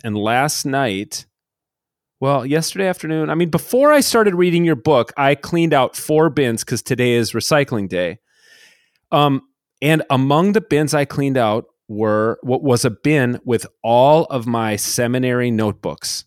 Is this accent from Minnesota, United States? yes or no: yes; Minnesota, United States; my hometown pastor in Minnesota